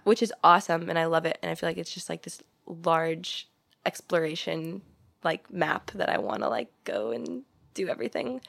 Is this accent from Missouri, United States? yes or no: yes; St. Louis, Missouri, United States; moved away as an adult; now in Los Angeles, United States; I grew up in Saint Louis, and then I went to college in Saint Louis.